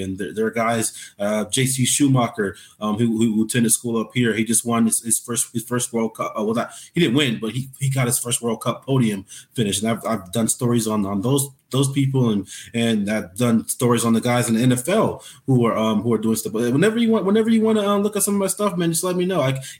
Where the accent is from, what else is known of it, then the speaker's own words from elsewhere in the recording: Anchorage, Alaska, United States; I was born and raised in Anchorage, Alaska, graduated from West Anchorage High School in 2014.